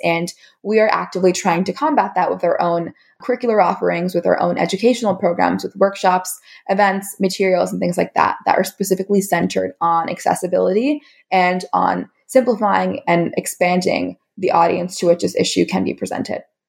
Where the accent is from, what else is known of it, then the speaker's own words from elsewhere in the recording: California, United States; my home state of California in the US